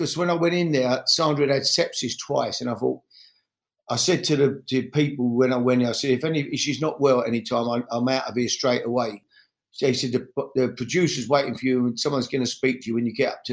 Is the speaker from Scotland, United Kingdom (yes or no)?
no; London, United Kingdom; I grew up in the East End of London